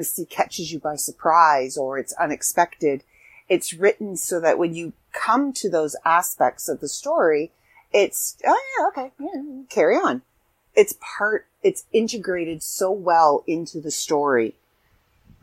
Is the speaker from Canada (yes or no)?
yes; Canada; I'm Canadian